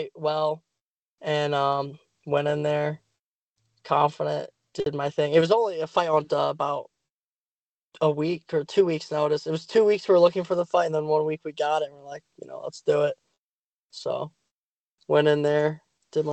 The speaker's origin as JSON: {"language": "English", "region": "Ohio", "country": "United States", "tie": "born or raised there", "said": "BCM, my hometown"}